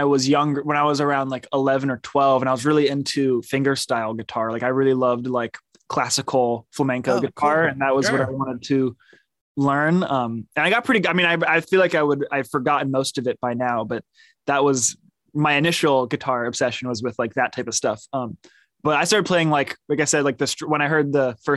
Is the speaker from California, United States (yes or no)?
yes; Oakland, California, United States; also born or lived in Berkeley, California; grew up in Oakland